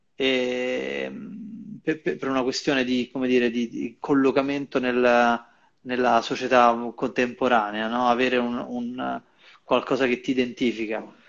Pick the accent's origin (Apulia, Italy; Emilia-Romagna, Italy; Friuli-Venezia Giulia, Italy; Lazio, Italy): Lazio, Italy; Rome; io sto qui, sono di Roma